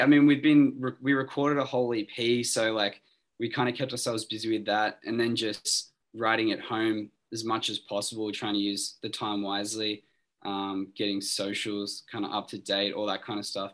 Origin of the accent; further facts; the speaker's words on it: Sydney, New South Wales, Australia; we're all from Sydney